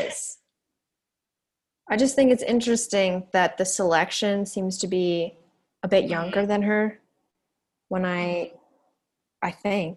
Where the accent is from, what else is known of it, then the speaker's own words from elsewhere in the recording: Canada; we're Canadian